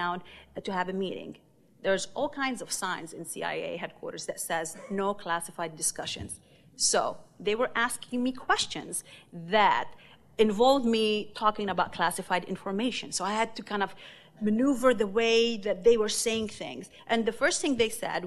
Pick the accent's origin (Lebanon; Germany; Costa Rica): Lebanon; also born or lived in Beirut; now in United States; my growing up in Lebanon